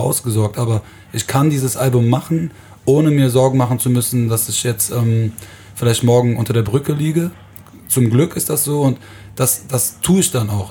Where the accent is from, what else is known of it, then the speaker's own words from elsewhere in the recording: Aachen, North Rhine-Westphalia, Germany; ich komme aus Aachen